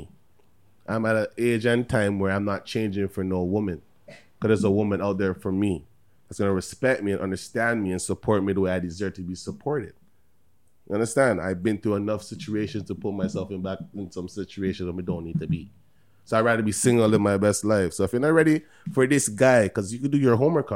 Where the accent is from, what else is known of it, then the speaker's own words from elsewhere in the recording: Toronto, Ontario, Canada; I was born in Canada, Toronto